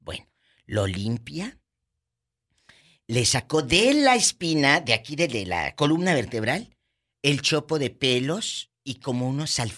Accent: San Felipe Etla, Oaxaca, Mexico; Nosotros somos de Etla, de San Felipe Sí, en Etla.

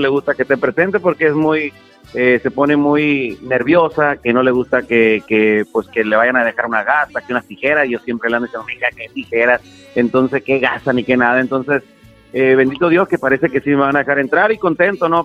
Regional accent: Mexico; somos los, los, mexicanos de carrilludo

